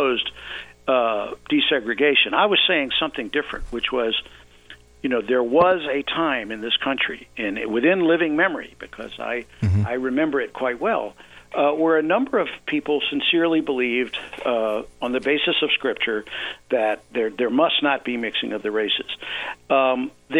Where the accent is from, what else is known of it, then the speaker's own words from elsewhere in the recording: the South, United States; I grew up in the South